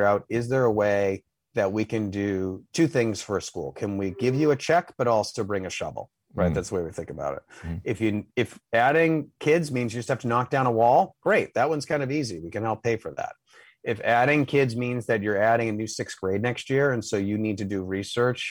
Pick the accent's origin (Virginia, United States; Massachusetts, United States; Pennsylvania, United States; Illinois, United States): Massachusetts, United States; Boston; I'm from Dorchester. Okay. I'm still in Boston. I live in Rosendale now, so I'm still in the city, just a different part. Yeah, I mean, I've, you know, blessing and curse, never lived anywhere else